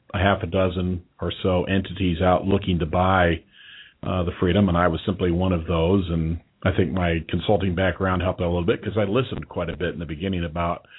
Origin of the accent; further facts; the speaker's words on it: Indiana, United States; now in Northern Kentucky, United States; not a Kentucky native, born Indiana. And bred in Indiana